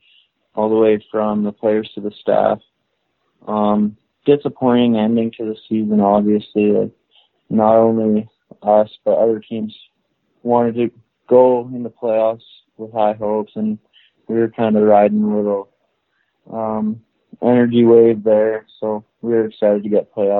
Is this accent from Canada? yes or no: yes; Moose Jaw, Saskatchewan, Canada; I grew up in Moose Jaw, Saskatchewan